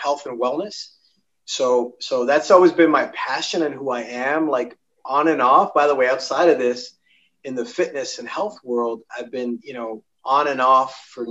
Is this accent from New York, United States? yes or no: yes; New York City, New York, United States; I grew up, I'm born and raised in Manhattan. I'm in Manhattan right at this moment